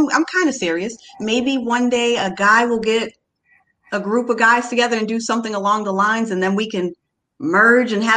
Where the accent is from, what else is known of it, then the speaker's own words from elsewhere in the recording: Cape Cod, Massachusetts, United States; moved away as an adult; I'm from the Cape, born and raised on the Cape, but I live off Cape